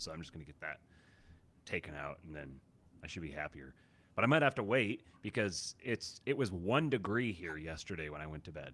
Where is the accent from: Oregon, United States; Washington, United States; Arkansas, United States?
Washington, United States; Seattle; growing up in Seattle like I did